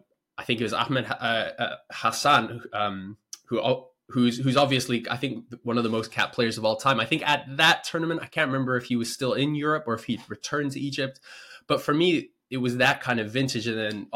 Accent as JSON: {"language": "English", "country": "Kenya", "said": "being Kenyan"}